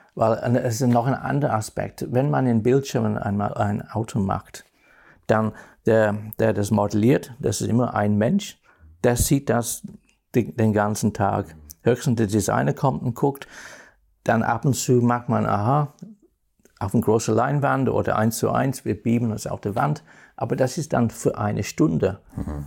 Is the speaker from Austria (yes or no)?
no; Northern England, United Kingdom; German is a second language; moved away; Nordengland, wo ich geboren bin